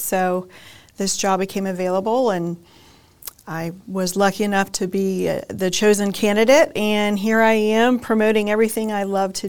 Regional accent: Treasure Coast, Florida, United States; also born or lived in Jacksonville, Florida; So I was born and raised on the Treasure Coast.

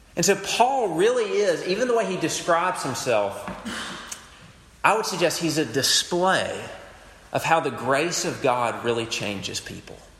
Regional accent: United States; I, I love being American

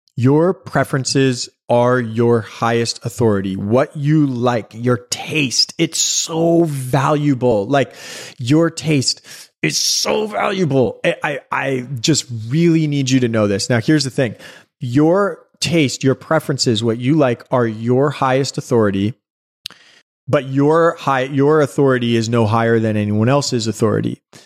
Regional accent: New York City, New York, United States; growing up in New York City

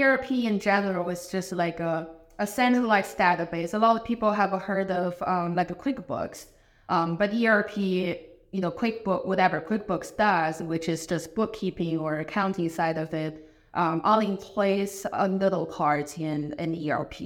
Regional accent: China; English is a second language; moved away as an adult; also born or lived in Madison, Wisconsin / Chicago; now in Columbus, United States; I am originally from China. I was born in China

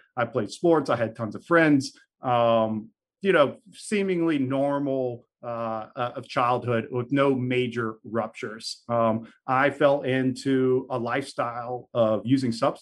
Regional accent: Baton Rouge, Louisiana, United States; moved away as an adult; now in New Orleans, United States; So I was born and raised in Baton Rouge. I have been in New Orleans for about 6 years now.

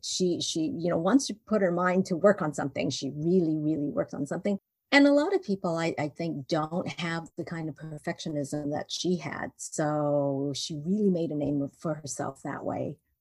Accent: Vancouver, British Columbia, Canada; moved away as an adult; also born or lived in Hong Kong; now in Indiana, United States; I was born in Hong Kong and then I was raised in Vancouver. And then I got married and moved to the United States. Um, and now I live in Indiana

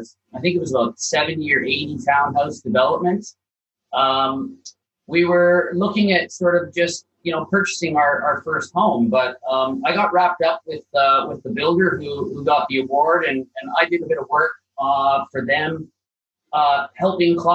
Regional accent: Calgary, Alberta, Canada; now in Sutherland Shire, Australia; I'm from Calgary, Alberta, right at the foothills of the Rocky Mountains.

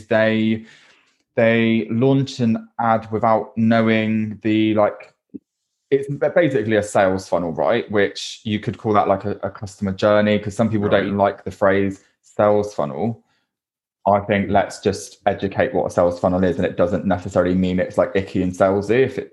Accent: Bristol, South West England, United Kingdom; accent: Bristolian; My Bristolian accent came out strong

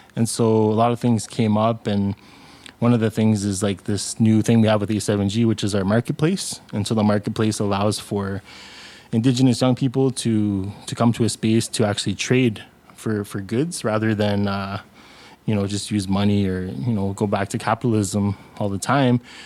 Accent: Sudbury, Ontario, Canada; also born or lived in Algonquin territory (Ottawa area); my family originates from Winnipeg, Kong, First Nation, but I grew up in Sudbury, Ontario

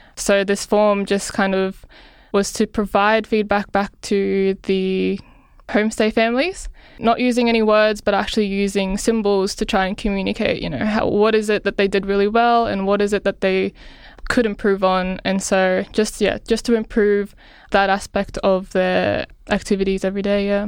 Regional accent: Philippines; now in Australia; I grew up in the Philippines

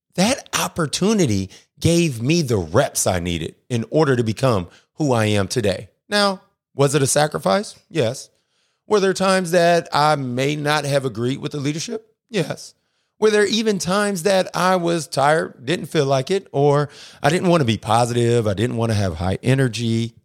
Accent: Akron, Ohio, United States; now in Atlanta, United States; I'm originally from Akron, Ohio. I live in Atlanta, Georgia now

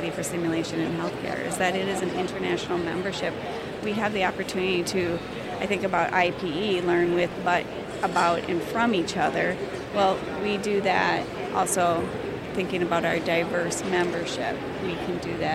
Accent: Minnesota, United States; I am from Minnesota. We get a lot of snow

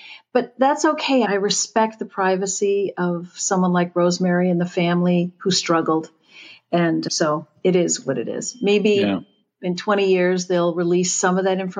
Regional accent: New England, United States; growing up in New England

